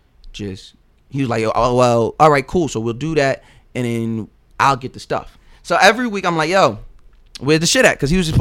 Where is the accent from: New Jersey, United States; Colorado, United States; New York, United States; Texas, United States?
New York, United States; moved away as an adult; also born or lived in Long Island / Virginia; I'm from New York